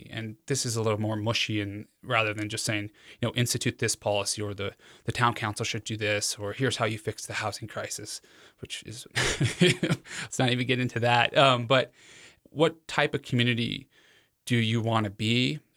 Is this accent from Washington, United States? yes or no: no; Cheyenne, Wyoming, United States; where I was born in Cheyenne